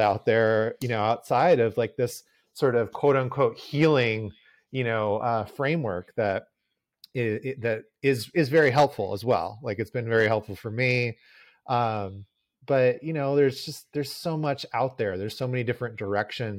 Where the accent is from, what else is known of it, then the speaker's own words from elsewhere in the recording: Southern California, United States; I grew up in Southern California as well